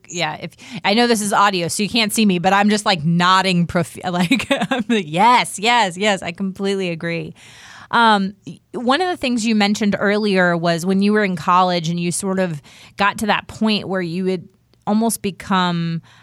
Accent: Washington, District of Columbia, United States; I, like I said earlier, I grew up in Washington, D.C., where I saw them all the time.

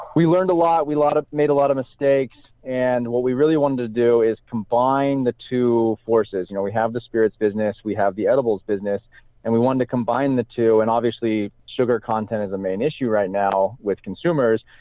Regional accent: Salem, Oregon, United States; born or raised there

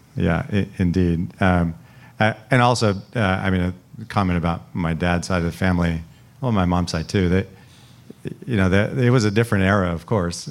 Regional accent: Salinas, California, United States; moved away as an adult; also born or lived in Cambridge, Massachusetts; growing up in Salinas, we spent a lot of time going to you know the Stanford Berkeley football game every year

